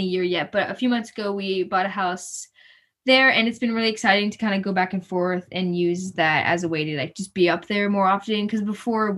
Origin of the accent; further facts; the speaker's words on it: Florida, United States; we're from Florida